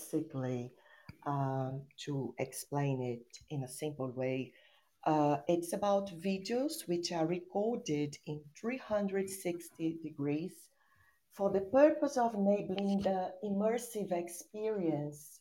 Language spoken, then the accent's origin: English; São Paulo, Brazil; English is a second language; I'm an English teacher from São Paulo, Brazil.